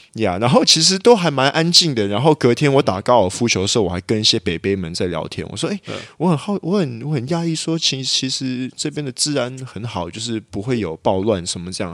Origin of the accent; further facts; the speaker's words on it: Taiwan; now in Malaysia; 我觉得因为马来西亚跟台湾不一样，台湾就是单一种族嘛，就是华人，然后我们就是国民党、民进党。